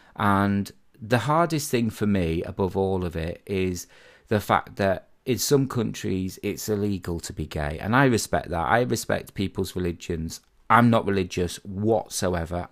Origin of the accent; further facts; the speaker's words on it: Harrogate, Yorkshire and the Humber, United Kingdom; I was originally brought up in a place called Harrogate.